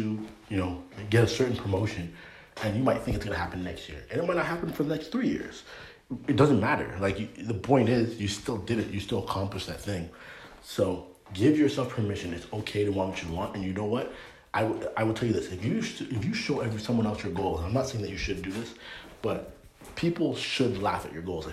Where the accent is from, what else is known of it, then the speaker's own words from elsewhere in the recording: Canada; moved away as an adult; now in United States; being born and raised in Canada